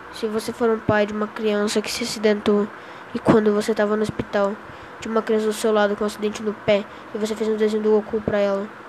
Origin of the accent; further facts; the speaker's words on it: Campo Grande, Mato Grosso do Sul, Brazil; eu sou de Campo Grande, Mato Grosso do Sul